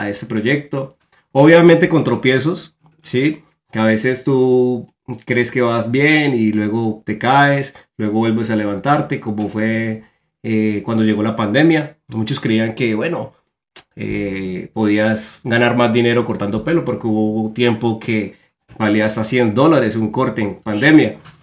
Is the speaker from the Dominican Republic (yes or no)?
no; Colombia; moved away as an adult; now in United States; somos dos colombianos